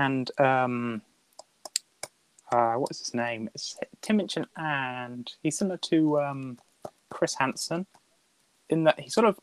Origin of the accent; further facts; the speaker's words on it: United Kingdom; I'm British